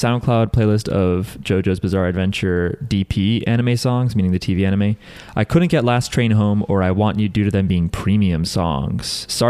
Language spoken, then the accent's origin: English; New Jersey, United States; I'm from New Jersey.